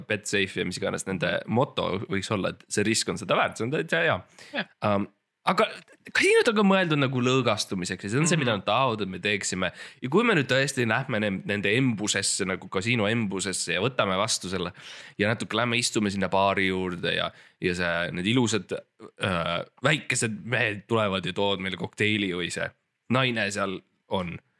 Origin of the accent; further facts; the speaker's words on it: Estonia; ma olen eestlane